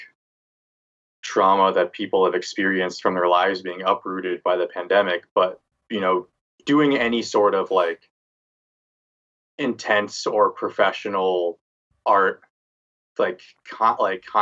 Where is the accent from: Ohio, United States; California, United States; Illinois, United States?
California, United States; Los Angeles; moved away as an adult; also born or lived in Boston / New York City / Denver; I grew up in Los Angeles.